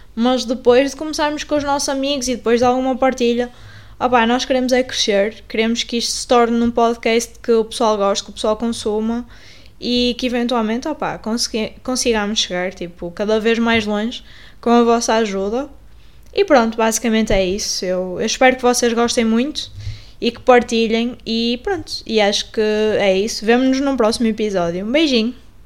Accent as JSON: {"language": "Portuguese", "town": "Paredes", "region": "Porto District", "country": "Portugal", "tie": "born or raised there", "said": "eu fui criada em Paredes no Porto"}